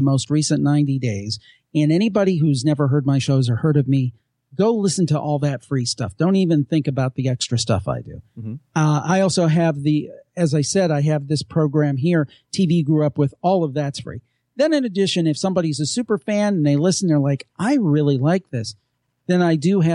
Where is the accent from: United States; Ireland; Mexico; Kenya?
United States; Cleveland, Ohio; I'm from Cleveland